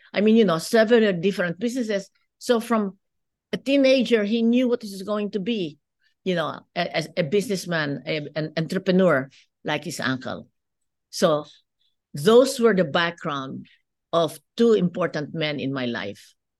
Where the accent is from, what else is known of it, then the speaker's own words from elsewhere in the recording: Philippines; moved away as an adult; now in United States; as you can see from my accent, I'm not, uh, born in the United States. I grew up in the Philippines.